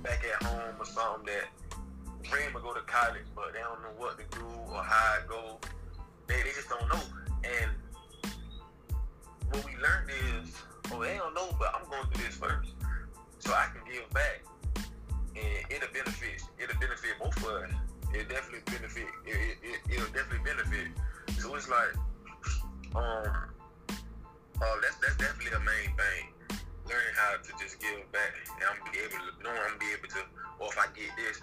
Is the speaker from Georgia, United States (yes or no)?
yes; Augusta, Georgia, United States; accent: country accent; moved away as an adult; also born or lived in Arizona; I'm from Augusta